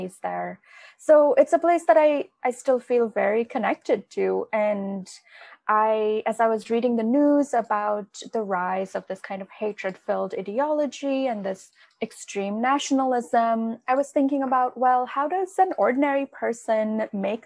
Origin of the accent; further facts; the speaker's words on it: India; moved away; growing up in India